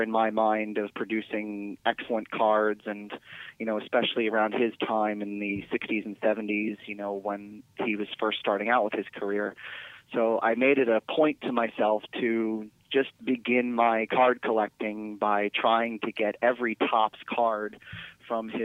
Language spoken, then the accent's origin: English; New York, United States; now in Charleston, United States; When I was growing up in New York State